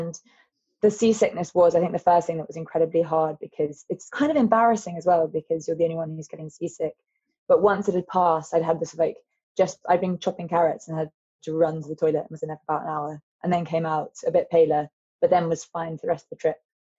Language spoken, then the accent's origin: English; Lelant, South West England, United Kingdom; My mum, it's such an important part of her life is that she's Cornish. So why not try Cornwall? And we are from Lelant, which is almost exactly opposite. It's on the north coast and Newlyn's on the south coast.